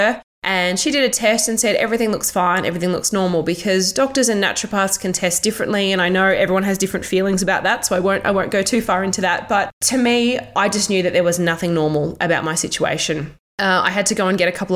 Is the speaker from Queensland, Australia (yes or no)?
yes; Toowoomba, Queensland, Australia; moved away as an adult; also born or lived in Melbourne; I moved from Melbourne back to my hometown in Toowoomba in Queensland